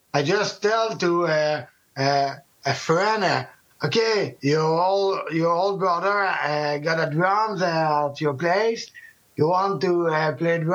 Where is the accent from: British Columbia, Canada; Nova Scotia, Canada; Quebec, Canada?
Quebec, Canada; South Shore; we are from the South Shore